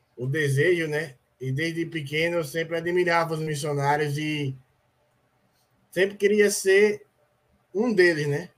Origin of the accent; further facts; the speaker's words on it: Aracaju, Sergipe, Brazil; Sou aqui de Aracaju, Sergipe.